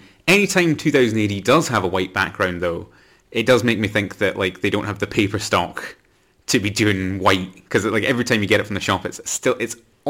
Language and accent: English; Scotland, United Kingdom; We're Scottish